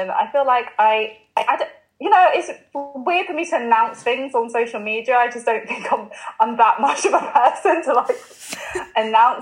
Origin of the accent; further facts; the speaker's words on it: London, United Kingdom; moved away as an adult; now in Liverpool, United Kingdom; I grew up in London, and I did really like, I love growing up in London